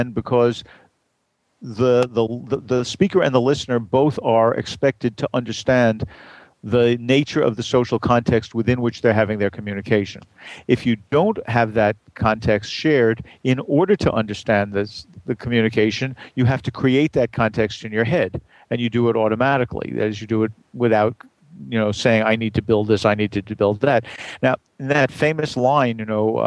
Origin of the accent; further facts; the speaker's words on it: New York City, New York, United States; I grew up in Brooklyn